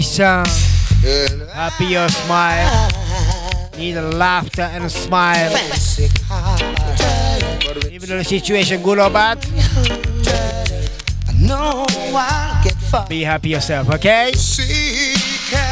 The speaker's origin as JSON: {"language": "English", "region": "London", "country": "United Kingdom", "tie": "born or raised there", "said": "my hometown, South London"}